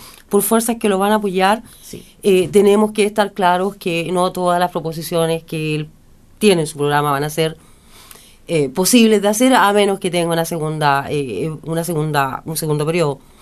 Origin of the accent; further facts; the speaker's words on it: Chile; Como chilenos